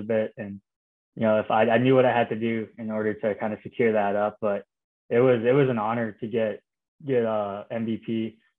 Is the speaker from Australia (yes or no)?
no; Canada; being Canadian